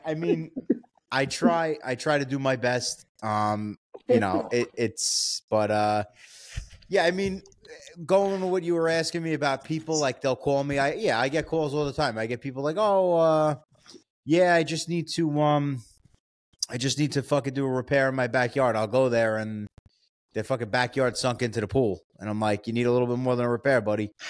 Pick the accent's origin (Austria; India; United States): United States; New York; I'm from New York